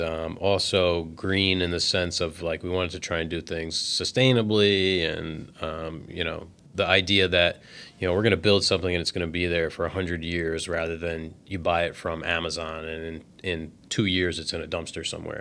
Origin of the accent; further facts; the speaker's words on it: New Jersey, United States; we're from New Jersey, and we live right on the coast